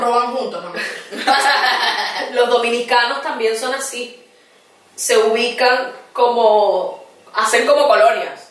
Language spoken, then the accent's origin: Spanish; Venezuela; moved away as an adult; also born or lived in Colombia / Ecuador; now in Chile; yo desde que salí de Venezuela